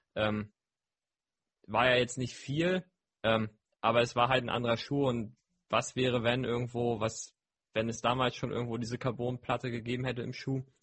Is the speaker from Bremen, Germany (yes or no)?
no; Hamburg, Germany; bei uns in Hamburg